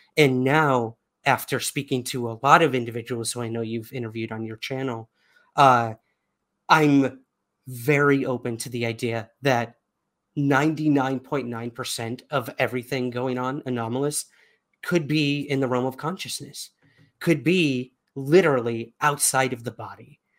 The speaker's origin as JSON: {"language": "English", "town": "New York City", "region": "New York", "country": "United States", "said": "being a New Yorker"}